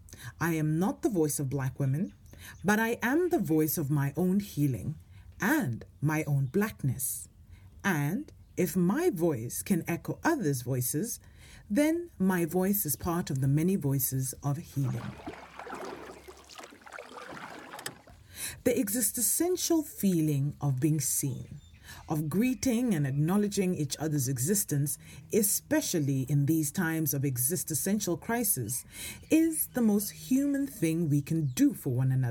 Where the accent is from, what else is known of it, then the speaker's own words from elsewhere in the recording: South Africa; now in Norway; As a South African